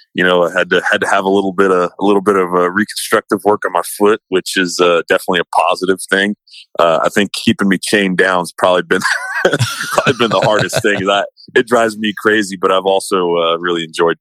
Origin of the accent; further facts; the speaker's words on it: Poteet, Texas, United States; also born or lived in San Antonio, Texas; I grew up in Poteet, Texas, and have lived kind of in the San Antonio area for most of my life